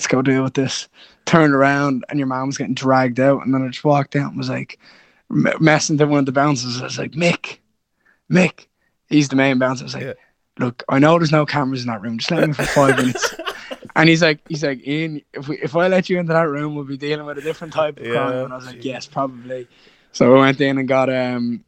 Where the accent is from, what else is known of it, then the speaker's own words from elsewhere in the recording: Kilmarnock, Scotland, United Kingdom; I'm from Kilmarnock, and that's where all my friends are from